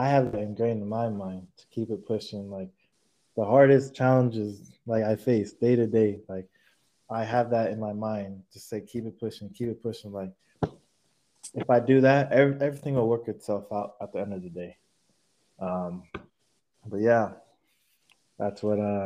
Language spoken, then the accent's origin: English; Sacramento, California, United States; playing for my hometown team